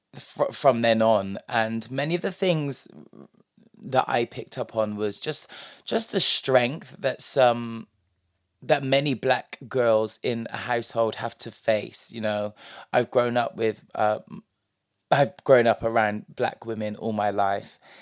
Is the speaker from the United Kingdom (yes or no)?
yes; London, United Kingdom; a black British person who grew up, me personally, partially in London